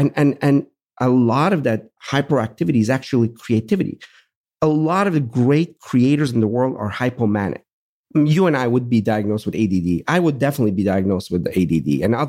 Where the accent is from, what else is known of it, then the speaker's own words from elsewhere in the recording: Pittsburgh, Pennsylvania, United States; I'm from Pittsburgh. I can use that.